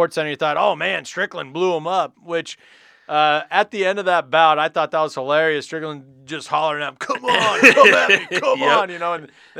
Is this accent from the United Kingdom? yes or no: no; Nebraska, United States; we're Husker fans, right? We're from Nebraska, right?